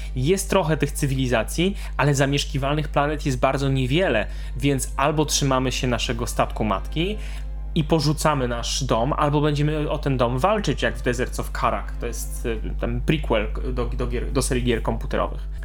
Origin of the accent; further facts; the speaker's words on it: Silesian Voivodeship, Poland; ja ze Śląska